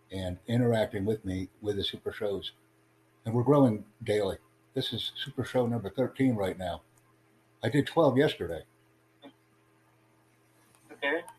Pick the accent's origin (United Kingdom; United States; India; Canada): India; Andhra Pradesh; English is a second language; myself, I'm Indian. Yes. So where are you from? I'm from, uh, you know, you, you, know, the state called Andhra Pradesh.